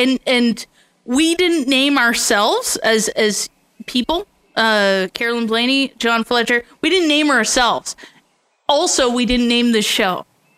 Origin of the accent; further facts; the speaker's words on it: Canada; I'm a Canadian